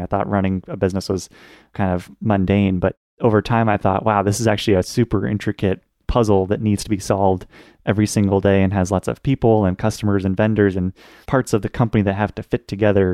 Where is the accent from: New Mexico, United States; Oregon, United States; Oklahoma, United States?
Oregon, United States; Portland; also born or lived in Pittsburgh, Pennsylvania; I was born and raised in Portland, Oregon.